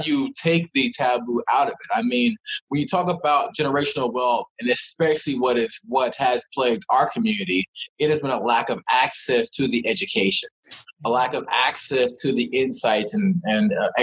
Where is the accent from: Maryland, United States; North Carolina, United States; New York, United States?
Maryland, United States; Laurel Columbia area; I'm from Maryland, grew up in the Laurel Columbia area.